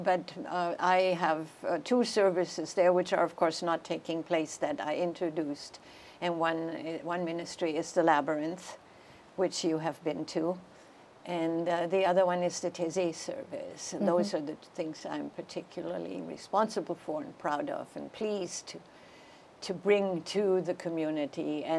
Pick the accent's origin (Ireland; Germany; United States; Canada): Germany; I was born in 1941.